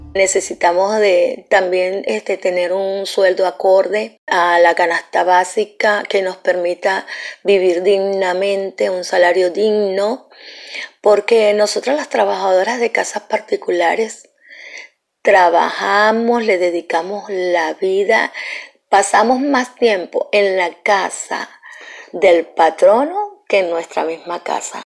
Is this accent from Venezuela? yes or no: yes; Venezuela; moved away as an adult; Yo soy una profesional que vengo de Venezuela